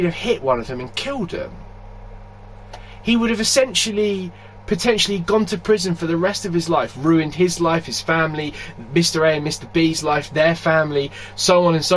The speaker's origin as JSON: {"language": "English", "town": "Glasgow", "region": "Scotland", "country": "United Kingdom", "tie": "born or raised there", "said": "my sort of upbringing being, I may have mentioned it before, being Glaswegian"}